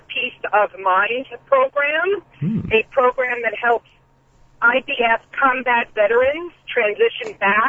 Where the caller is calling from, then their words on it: Edison, New Jersey, United States; I'm calling from Edison, New Jersey.